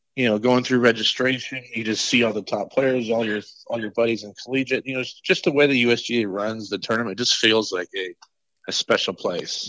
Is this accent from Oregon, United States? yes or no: yes; Oregon, United States; growing up in Oregon